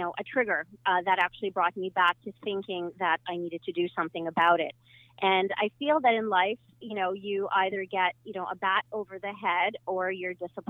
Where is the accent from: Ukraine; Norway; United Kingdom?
Ukraine; now in Canada; I was born in Ukraine